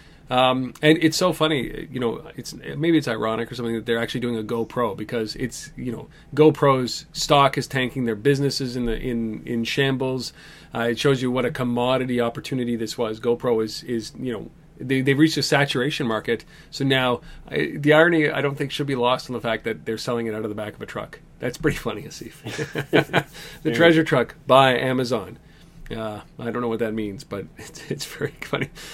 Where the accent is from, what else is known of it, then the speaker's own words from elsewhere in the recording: Canada; as a Canadian